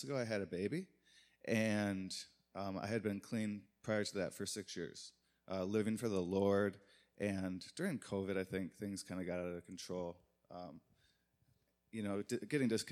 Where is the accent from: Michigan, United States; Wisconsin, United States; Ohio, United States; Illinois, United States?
Michigan, United States; Muskegon; now in Detroit, United States; Originally from Muskegon, Michigan